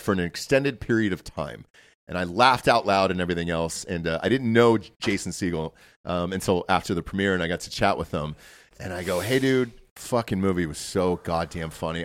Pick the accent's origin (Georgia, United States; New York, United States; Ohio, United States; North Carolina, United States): Georgia, United States; I'm from Georgia